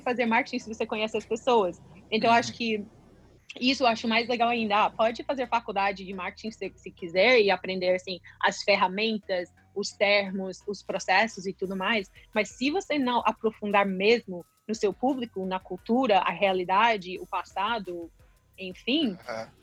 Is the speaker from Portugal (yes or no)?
no; United States; Portuguese is a second language; moved away as an adult; also born or lived in São Paulo, Brazil; sendo americana.